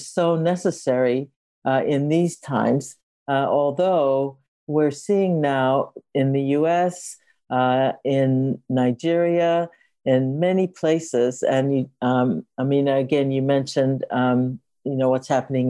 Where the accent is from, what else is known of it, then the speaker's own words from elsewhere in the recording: Japan; now in Berkeley, United States; I also want to situate myself as being connected to Japan. That's where I was born.